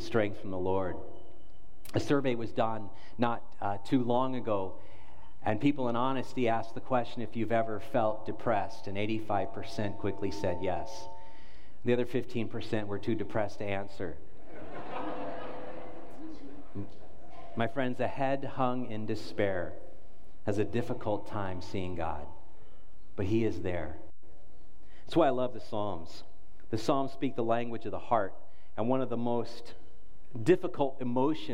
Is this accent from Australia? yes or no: no; United States; as an American, as a pastor